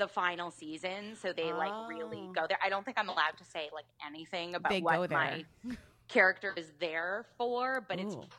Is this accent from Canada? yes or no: yes; Canada